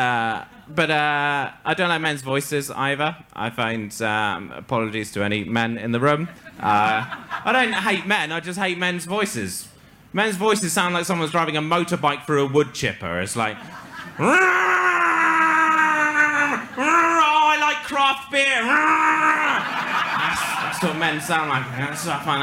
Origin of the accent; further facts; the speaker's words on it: England, United Kingdom; accent: stereotypical English (posh English); my accent is the exact same accent that all the Scottish comedians put on when they want to make fun of English people